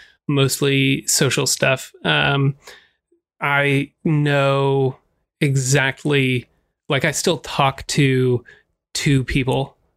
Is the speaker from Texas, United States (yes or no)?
yes; Texas, United States; born there; I was born outside of Dallas.